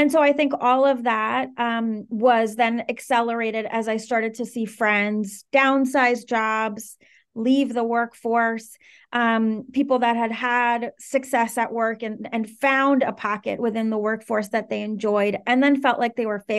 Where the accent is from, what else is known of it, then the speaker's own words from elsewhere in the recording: Caracas, Capital District, Venezuela; also born or lived in Washington, D.C. / Maryland; I'm originally from Venezuela, and I I grew up between Venezuela and the D.C. area. So I spent truly 50% of my childhood in Caracas and 50% in the D.C. area